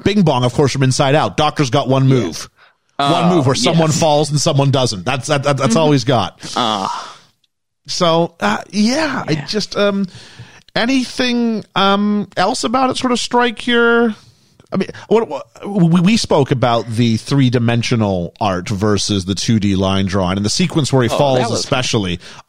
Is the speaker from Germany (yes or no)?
no; Canada; I mean, I'm Canadian